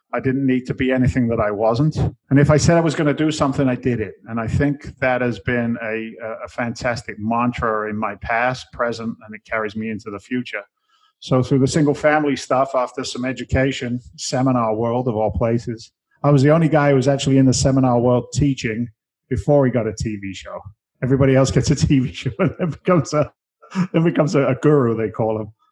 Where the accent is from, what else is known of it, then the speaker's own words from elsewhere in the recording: London, United Kingdom; moved away as an adult; now in United States; I came I came from England originally. I was born in London